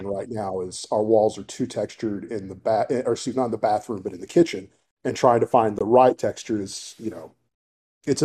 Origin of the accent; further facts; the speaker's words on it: Paris, Texas, United States; moved away; my hometown back in Paris and drove by the old football stadium that I used to play